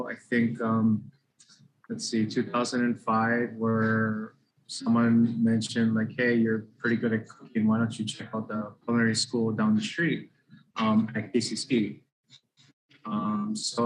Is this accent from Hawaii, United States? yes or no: yes; Honolulu, Hawaii, United States; I grew up in the Wailea Kahala area. Went to Wilson Elementary, went to Kaimiki Middle School